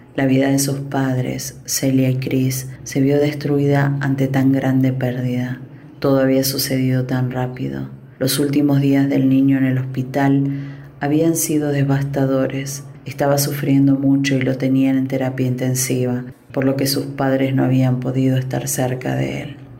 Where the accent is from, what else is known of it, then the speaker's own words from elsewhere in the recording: Argentina; moved away; soy argentina, si bien hace mucho tiempo que no vivo ahí